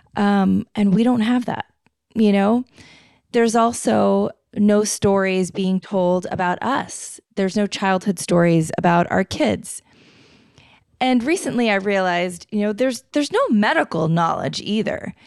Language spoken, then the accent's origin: English; Florida, United States; moved away; I grew up in Florida, so it was just hot constantly